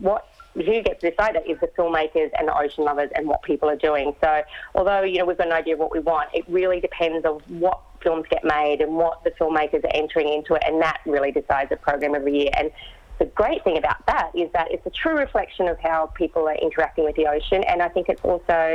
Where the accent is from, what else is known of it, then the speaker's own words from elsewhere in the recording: Great Barrier Reef, Queensland, Australia; I grew up on the Great Barrier Reef